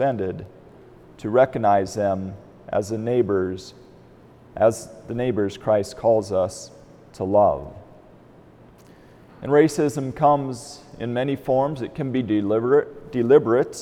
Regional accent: Albion, United States; moved away; I grew up in Albion

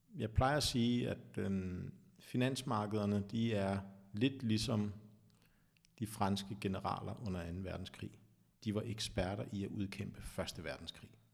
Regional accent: Vestegnen, Capital Region of Denmark, Denmark; jeg er jo fra Vestegnen

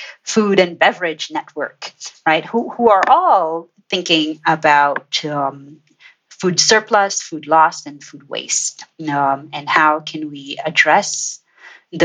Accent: Trinidad & Tobago; moved away; I am originally from Trinidad and Tobago in the Caribbean, and spent my formative years on one of the most industrial tropical islands that you might come across.

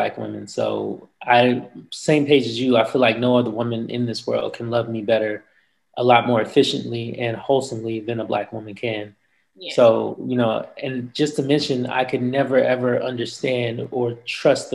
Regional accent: Florida, United States; also born or lived in Texas; now in Atlanta, United States; I'm from Florida

